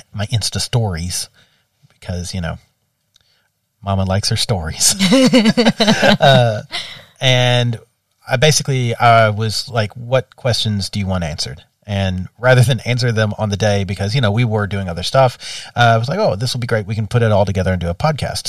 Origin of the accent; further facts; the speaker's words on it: the American South, United States; growing up in the American South